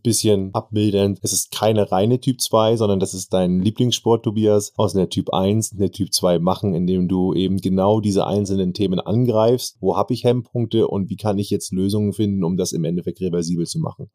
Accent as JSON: {"language": "German", "region": "Northern Germany", "country": "Germany", "said": "sagt man bei uns im Norden"}